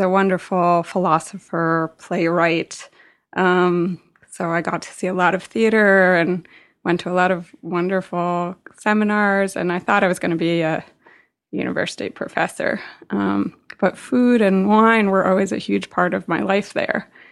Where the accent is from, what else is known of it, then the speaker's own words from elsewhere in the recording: New York City, New York, United States; I grew up in New York City